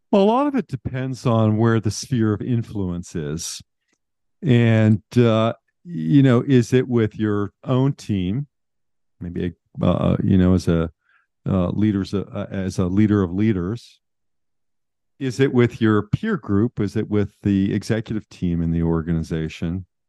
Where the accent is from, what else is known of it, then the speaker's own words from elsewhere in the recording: Pittsburgh, Pennsylvania, United States; moved away; I grew up in Western Pennsylvania.